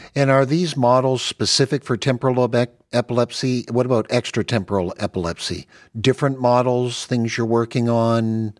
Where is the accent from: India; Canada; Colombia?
Canada; now in United States; I'm Canadian